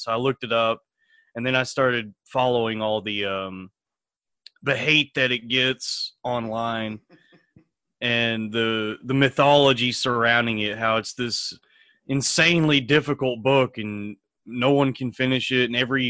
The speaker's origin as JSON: {"language": "English", "region": "Texas", "country": "United States", "moved": "yes", "lives_now": "New York, United States", "said": "I'm from Texas."}